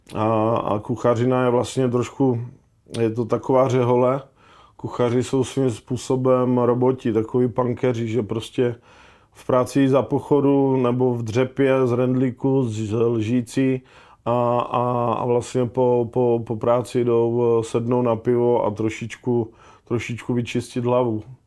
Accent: Ostrava, Moravian-Silesian Region, Czechia; já jsem prostě kluk z Ostravy

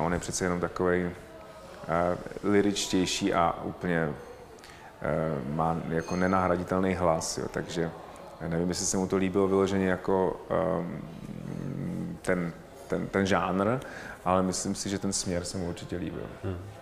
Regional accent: Czechia; My jsme Češi

